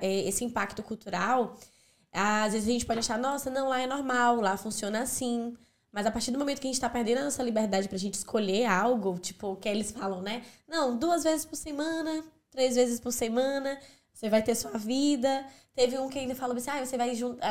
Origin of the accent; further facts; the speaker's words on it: Brazil; now in Ireland; enquanto brasileiro